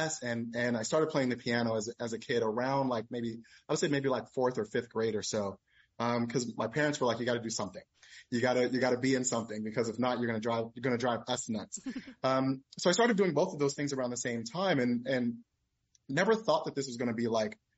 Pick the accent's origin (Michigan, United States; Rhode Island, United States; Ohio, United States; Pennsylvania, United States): Pennsylvania, United States; Philadelphia; moved away as an adult; also born or lived in Atlanta, Georgia; I'm from South Philadelphia originally, not West Philadelphia like Will Smith